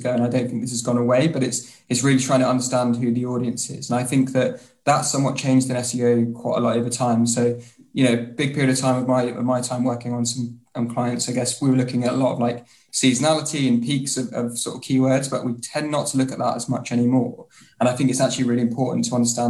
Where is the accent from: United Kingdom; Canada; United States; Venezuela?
United Kingdom; Bury St Edmunds, East of England; also born or lived in London; now in Portsmouth, United Kingdom; originally I'm from a lovely little place called Bury St Edmunds, but currently I've just recently moved out of London and I'm now living in Portsmouth.